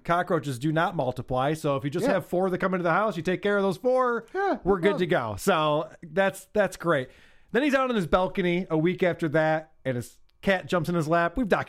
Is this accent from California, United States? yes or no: no; Syracuse, New York, United States; I grew up in Syracuse. I know how to speak English.